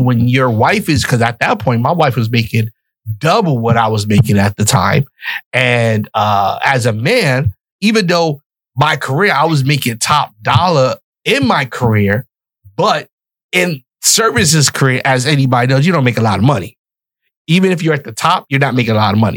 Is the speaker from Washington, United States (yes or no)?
no; New York City, New York, United States; moved away as an adult; also born or lived in West Palm Beach, Florida; I'm from the Bronx, New York, mm-hmm. born, raised on welfare in the projects.